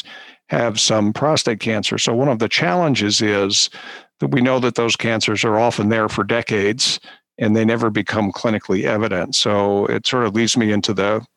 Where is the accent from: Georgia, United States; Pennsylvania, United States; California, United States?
Pennsylvania, United States; Philadelphia; moved away as an adult; also born or lived in Baltimore / Pittsburgh / New York; now in Cleveland, United States; I grew up in suburban Philadelphia